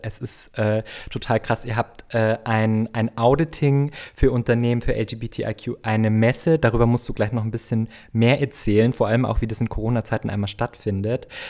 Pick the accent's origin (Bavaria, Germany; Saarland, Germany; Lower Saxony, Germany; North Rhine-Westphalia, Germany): Bavaria, Germany; now in Berlin, Germany; Ich komme nämlich auch aus Bayern.